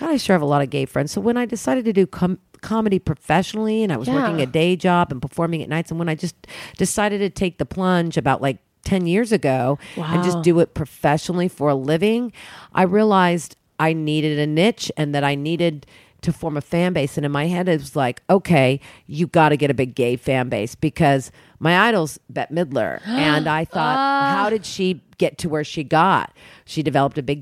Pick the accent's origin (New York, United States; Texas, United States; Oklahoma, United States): Oklahoma, United States; I grew up in Oklahoma